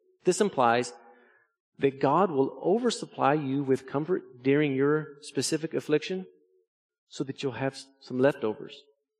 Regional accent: Arkansas, United States; our yard where I grew up in Arkansas was really hilly, very rocky. We lived in the Ouachita Mountains

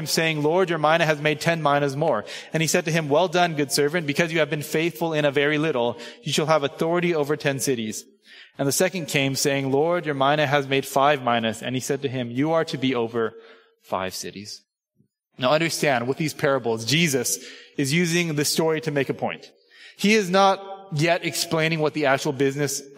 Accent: Southern California, United States; moved away as an adult; I grew up in Southern California, right? Suburban Asian American kid in Southern California

